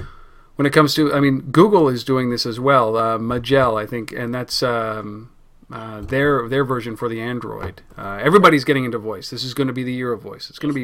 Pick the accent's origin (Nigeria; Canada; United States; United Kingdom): Canada; Pardon us, we're Canadian and it's in our blood.